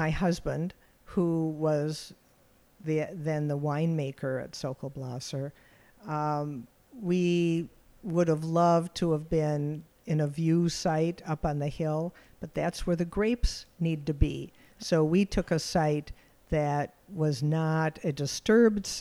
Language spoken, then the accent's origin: English; Milwaukee, Wisconsin, United States; made in my hometown of Milwaukee, Wisconsin